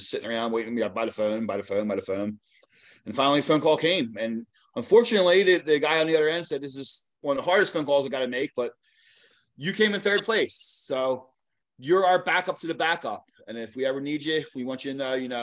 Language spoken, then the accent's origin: English; Philadelphia, Pennsylvania, United States; I grew up in Philadelphia area